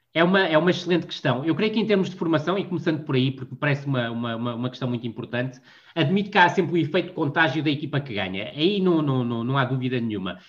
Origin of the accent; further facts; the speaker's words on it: Vila do Conde, Porto District, Portugal; Eu cresci em Vila do Conde